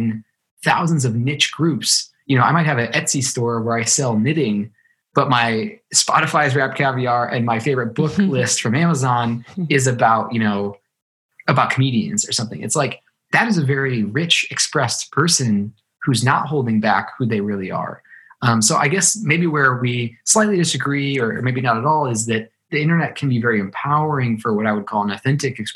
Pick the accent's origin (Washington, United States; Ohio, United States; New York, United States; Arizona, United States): Ohio, United States; moved away; I grew up in Ohio, a small kind of city in Ohio